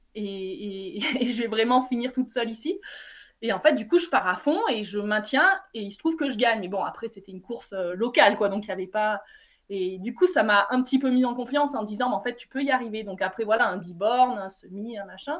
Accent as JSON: {"language": "French", "town": "Vernoux-en-Vivarais", "region": "Auvergne-Rhône-Alpes", "country": "France", "tie": "born or raised there", "moved": "yes", "lives_now": "Briançon, France", "said": "c'est mon lieu de naissance, mais euh, j'ai grandi à Vernoux, dans un petit bled"}